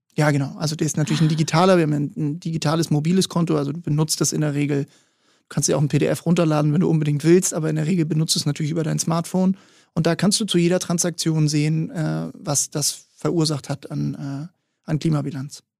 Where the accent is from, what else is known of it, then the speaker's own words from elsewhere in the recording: Hamburg, Germany; Ich bin hier in Hamburg groß geworden